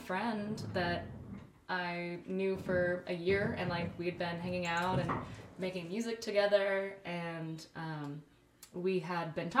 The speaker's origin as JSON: {"language": "English", "town": "El Paso", "region": "Texas", "country": "United States", "said": "I'm from El Paso, Texas"}